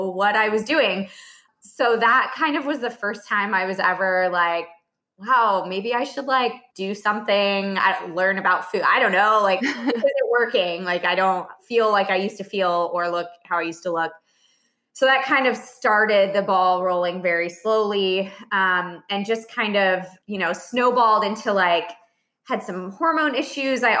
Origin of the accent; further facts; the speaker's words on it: Iowa, United States; now in Dallas, United States; I'm originally from Iowa